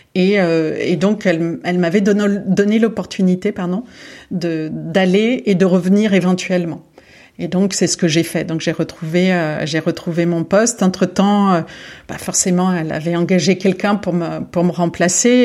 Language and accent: French; Lyon, Auvergne-Rhône-Alpes, France; moved away as an adult; also born or lived in Boulogne-Billancourt / Saint-Cloud / Bordeaux / Berlin; je suis née à Boulogne-Billancourt. J'ai grandi une partie de, j'ai grandi euh, à, Saint, à cloud Et ensuite, euh, mon père a, été muté à Lyon, donc j'ai grandi également à Lyon. j'ai passé toute mon adolescence à Lyon